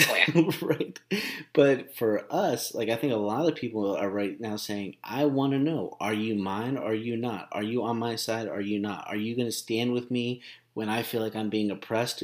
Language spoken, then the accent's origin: English; Glendora, California, United States; I watched my hometown